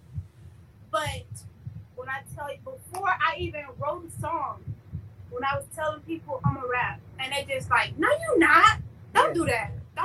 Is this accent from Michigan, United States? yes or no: no; Clewiston, Florida, United States; moved away as an adult; also born or lived in Belle Glade, Florida / Polk County, Florida; now in West Palm Beach, United States; I went to school in Clewiston, majority of my school life. But I was pretty much raised in Clewiston, but originally from Belgrade